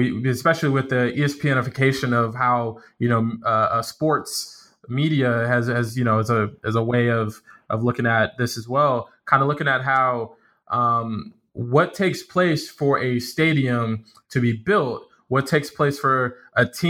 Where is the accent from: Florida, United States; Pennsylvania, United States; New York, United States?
Florida, United States; Central; now in Delaware, United States; growing up in Florida